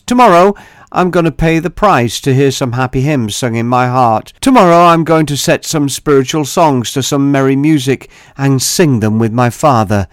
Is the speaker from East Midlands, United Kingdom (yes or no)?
yes; Staveley, East Midlands, United Kingdom; my hometown.